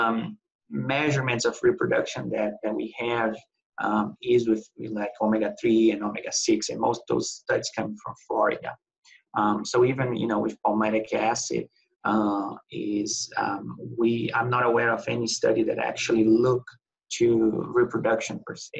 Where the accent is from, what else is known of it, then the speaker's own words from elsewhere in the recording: Brazil; moved away as an adult; I'm from Brazil